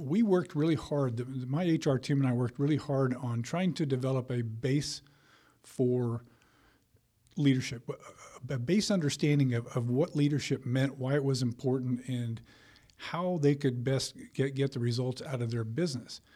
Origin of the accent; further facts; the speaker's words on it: Colorado, United States; also born or lived in Texas / Illinois; now in Georgia, United States; I grew up in Colorado